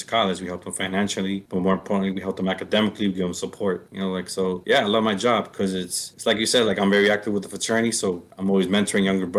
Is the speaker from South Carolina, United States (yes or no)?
no; West New York, New Jersey, United States; now in Idaho, United States; I was born in West New York, New Jersey.